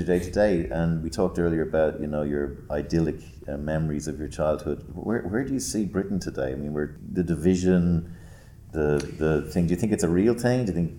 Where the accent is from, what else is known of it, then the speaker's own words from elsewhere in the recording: Ireland; as an Irishman